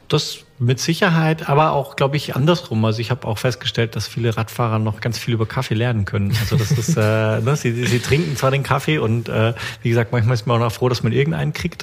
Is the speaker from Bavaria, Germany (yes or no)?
yes; Bavaria, Germany; now in Stuttgart, Germany; ich komme ja ursprünglich aus Bayern